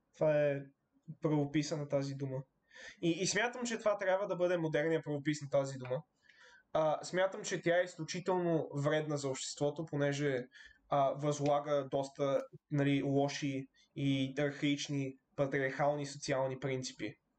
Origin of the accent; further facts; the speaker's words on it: Bulgaria; ние сме българи